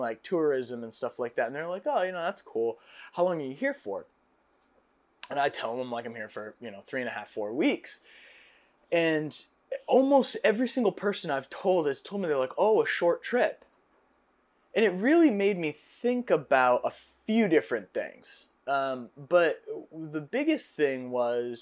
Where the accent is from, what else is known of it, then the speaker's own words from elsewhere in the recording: United States; as an American